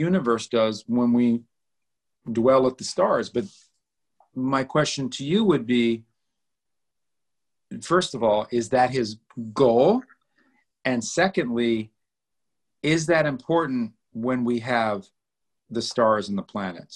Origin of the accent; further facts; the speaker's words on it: New York, United States; I'm from Manhattan